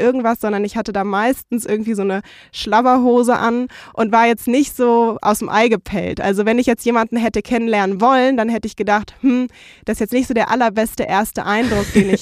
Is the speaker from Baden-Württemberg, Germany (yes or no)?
no; Frankfurt am Main, Hesse, Germany; moved away as an adult; ich komme so aus Frankfurt am Main mit der Skyline und bin da aufgewachsen